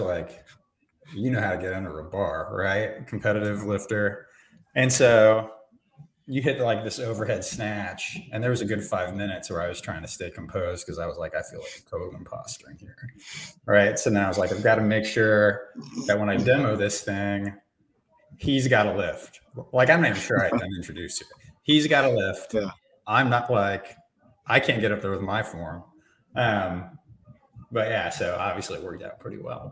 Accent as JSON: {"language": "English", "region": "Indiana", "country": "United States", "tie": "born or raised there", "said": "I grew up in Indiana"}